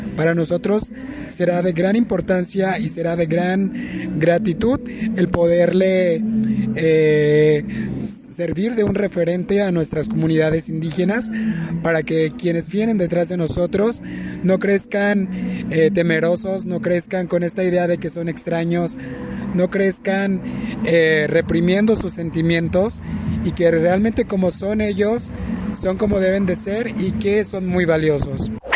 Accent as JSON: {"language": "Spanish", "region": "Nayarit", "country": "Mexico", "said": "soy del estado de Nayarit, soy de la cultura birrárica"}